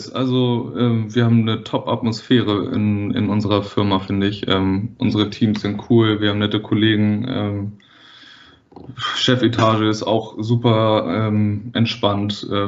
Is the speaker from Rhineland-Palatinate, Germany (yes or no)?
no; Wedel, Schleswig-Holstein, Germany; ich bin selber auch äh, in Wedel aufgewachsen, was ja auch ein, quasi so ein Elbvorort ist.